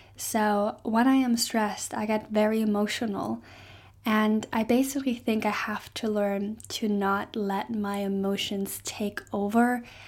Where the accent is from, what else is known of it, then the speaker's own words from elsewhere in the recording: Germany; English is a second language; moved away as an adult; now in Stirling, United Kingdom; I am not Scottish, I'm actually German